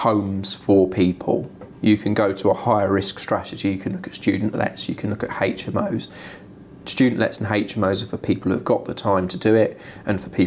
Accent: Wokingham, Bracknell, Reading, South East England, United Kingdom; I'm from Wokingham, Bracknell, Reading traditionally. I know every house and every road of the whole town

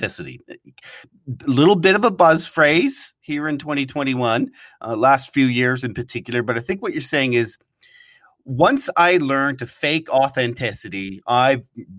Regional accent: Toronto, Ontario, Canada; And you're joining us today from the city I grew up in Toronto.

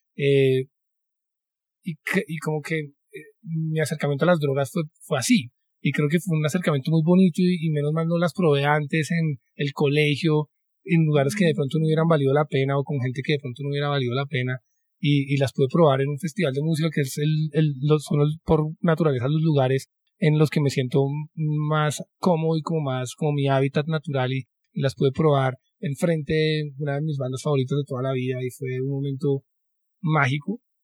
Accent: Colombia; como colombianos

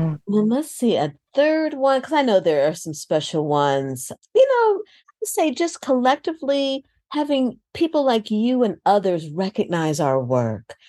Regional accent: outside Chicago, Illinois, United States; moved away; I grew up outside Chicago.

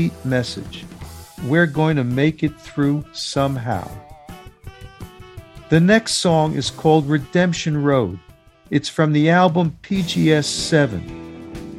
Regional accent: New York City, New York, United States; I grew up in New York City listening to all the Spanish radio stations

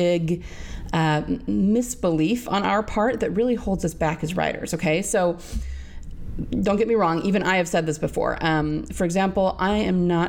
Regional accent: Utah, United States; I'm from Utah

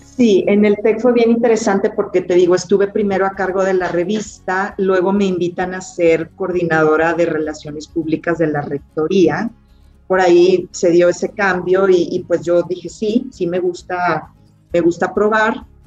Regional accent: Monterrey, Nuevo León, Mexico; Yo nací en Monterrey, Nuevo León

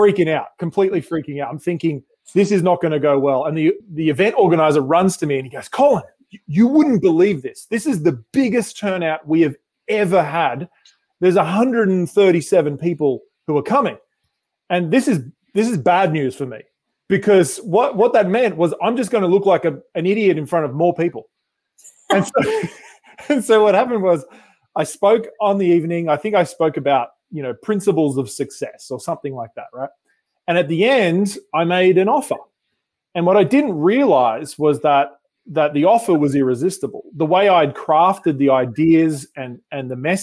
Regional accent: Sydney, New South Wales, Australia; moved away as an adult; now in Newport Beach, United States; about 3 years ago, we moved from Sydney, Australia to California.

